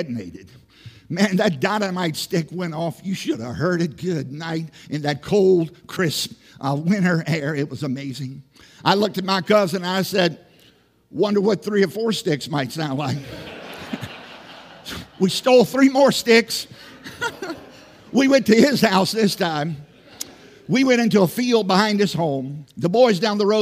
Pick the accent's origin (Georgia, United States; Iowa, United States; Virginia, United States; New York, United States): Virginia, United States; Southside; moved away; I grew up in Southside, Virginia